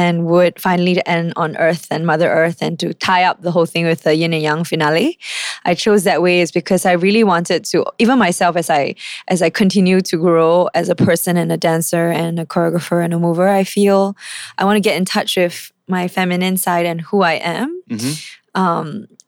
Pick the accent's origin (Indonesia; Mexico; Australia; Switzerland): Indonesia; also born or lived in Japan; So I grew up traveling with my parents, like to Jakarta. I was brought up in Indonesia as well.